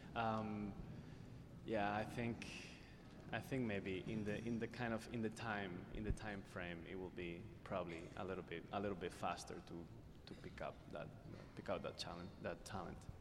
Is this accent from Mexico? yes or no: no; Spain; moved away; my time in growing up in Spain